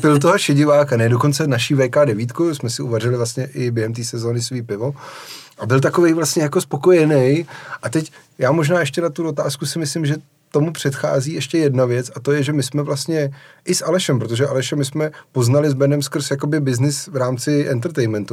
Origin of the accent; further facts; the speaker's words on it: Czechia; jak jsme jako Češi zvyklí